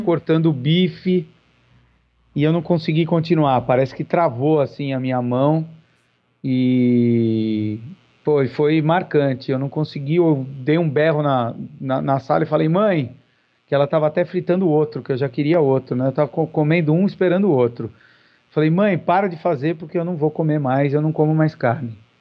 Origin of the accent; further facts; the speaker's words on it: São Paulo, Brazil; now in Curitiba, Brazil; eu moro em Curitiba perto de 22 anos, eh, nasci em São Paulo